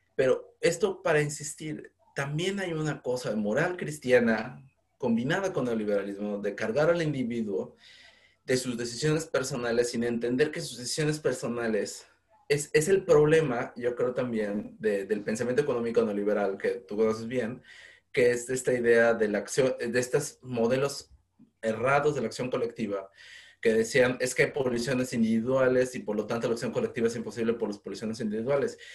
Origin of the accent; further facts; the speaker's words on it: Mexico; now in United Kingdom; mi experiencia binacional como ciudadano mexicano que está en Reino Unido